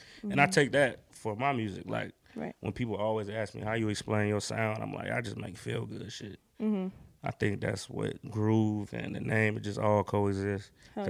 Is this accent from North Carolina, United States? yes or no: yes; Durham, North Carolina, United States; I'm from North Carolina, Durham, to be exact.